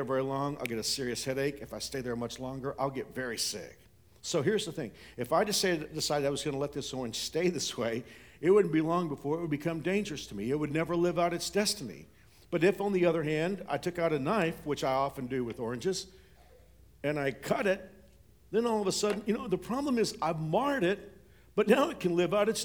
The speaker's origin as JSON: {"language": "English", "town": "Fort Worth", "region": "Texas", "country": "United States", "tie": "born or raised there", "said": "I grew up in Fort Worth"}